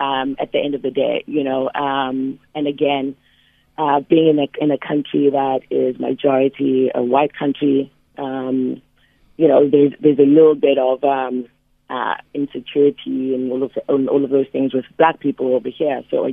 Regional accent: Cape Town, Western Cape, South Africa; now in New York, United States; My background, I grew up in Khayelitsha Township in Cape Town, which obviously most people know.

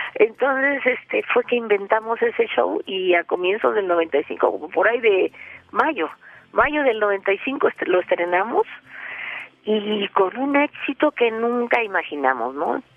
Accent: Peru; now in Mexico; quería mucho a mi país de origen que es el Perú

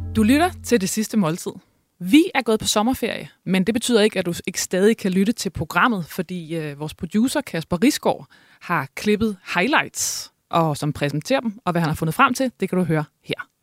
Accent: Thy, North Denmark Region, Denmark; jeg kommer jo fra Thy, som er lige ved siden af Mors

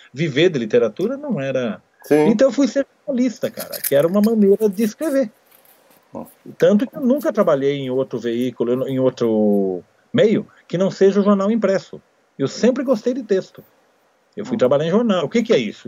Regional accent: Amparo, São Paulo, Brazil; Amparo, que é a minha cidade natal.

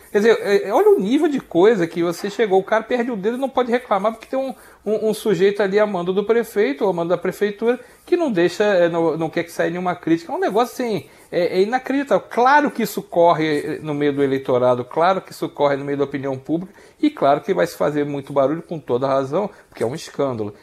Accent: Rio de Janeiro, Brazil; eu sou carioca, eu conheço bem a política do Rio

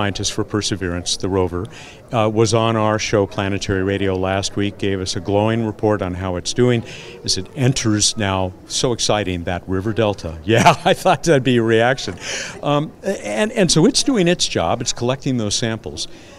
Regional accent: Southern California, United States; I'm from Southern California

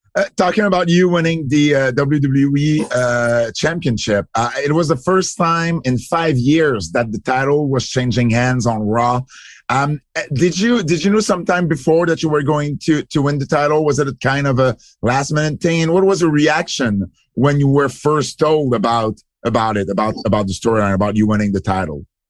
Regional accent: Montreal, Quebec, Canada; English is a second language; we're from Montreal, obviously. Kevin and I, we speak French

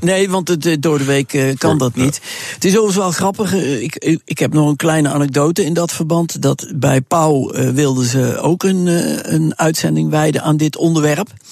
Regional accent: Netherlands; als Nederlander

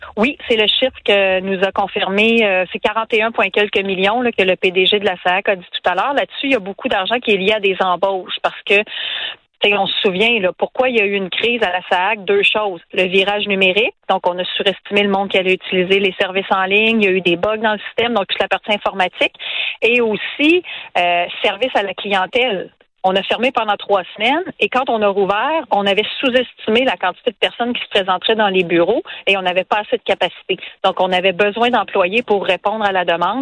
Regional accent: Quebec City, Quebec, Canada; je viens de Québec

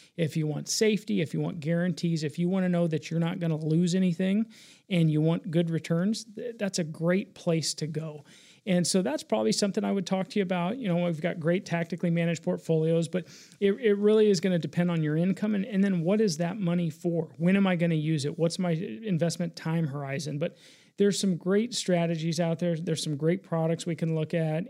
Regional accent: Denver, Colorado, United States; I was born and raised here in Denver.

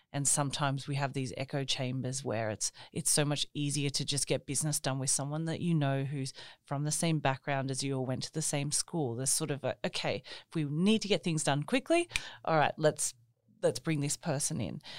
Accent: Australia; moved away as an adult; now in Norway; I grew up in Australia, but I have um, an Italian background

